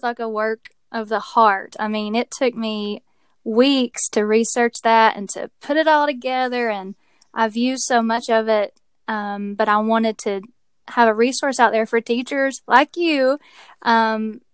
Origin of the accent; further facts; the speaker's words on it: Tennessee, United States; you might be able to tell from my accent that I live in Tennessee. I was born and raised here